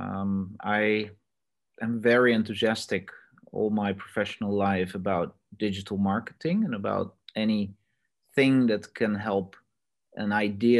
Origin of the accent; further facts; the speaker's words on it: Netherlands; also born or lived in Australia; I'm Dutch myself